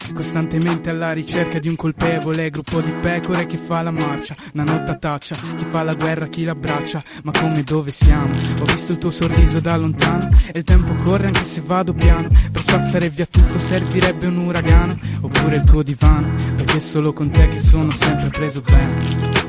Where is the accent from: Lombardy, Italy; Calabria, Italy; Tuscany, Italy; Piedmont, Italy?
Piedmont, Italy; Turin; Io sono di Torino, ho origini da parte di, della famiglia di mio padre sarde e dalla famiglia di mia madre calabresi